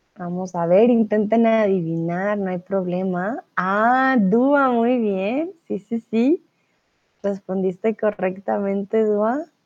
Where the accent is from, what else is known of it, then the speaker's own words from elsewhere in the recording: Colombia; soy profesora de español, soy de Colombia